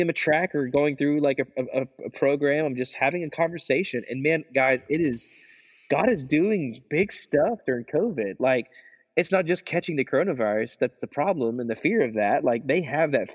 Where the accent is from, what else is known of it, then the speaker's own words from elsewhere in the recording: Arkansas, United States; now in Kansas City, United States; I'm from Arkansas